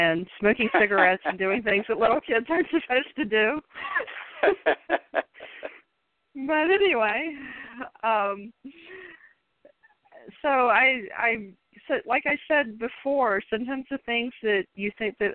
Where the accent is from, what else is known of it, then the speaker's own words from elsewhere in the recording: Richmond, Virginia, United States; I grew up in Richmond, Virginia